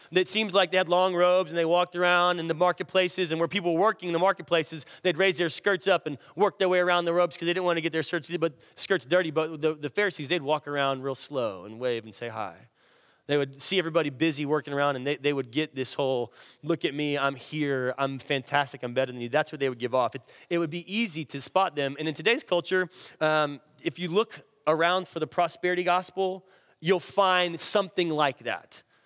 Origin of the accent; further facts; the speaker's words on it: Irving, Texas, United States; where I grew up in Irving